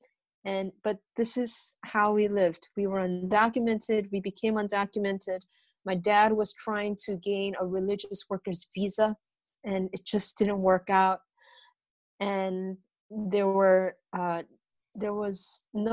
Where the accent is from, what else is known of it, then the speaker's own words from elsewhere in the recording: Chicago, Illinois, United States; also born or lived in Brazil; it was very tough growing up in America, in Chicago, being undocumented